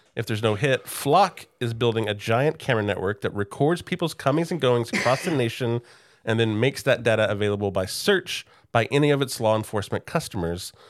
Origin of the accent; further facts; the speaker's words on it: Oklahoma City, Oklahoma, United States; I grew up in Oklahoma City